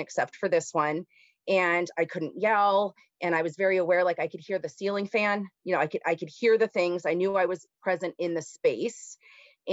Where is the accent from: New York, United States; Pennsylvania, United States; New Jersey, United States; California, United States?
California, United States; Simi Valley; So I grew up in Southern California, a place called Simi Valley. It's in Ventura County. Born there.